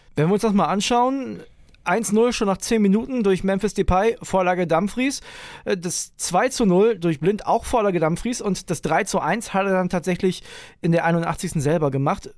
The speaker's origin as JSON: {"language": "German", "country": "Germany", "said": "als Deutscher"}